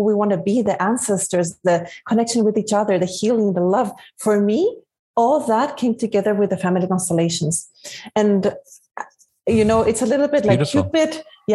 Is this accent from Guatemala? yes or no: yes; Guatemala; also born or lived in Spain; now in California, United States; Originally, I'm from Guatemala. And right now I'm living in California, in USA.